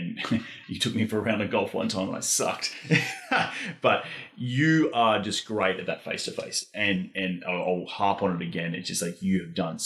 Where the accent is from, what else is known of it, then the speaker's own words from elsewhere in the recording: Australia; now in Austin, United States; I'm from Australia